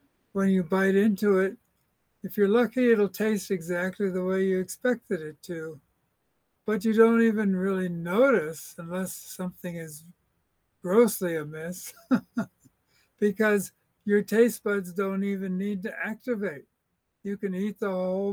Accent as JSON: {"language": "English", "country": "United States", "said": "me as an American"}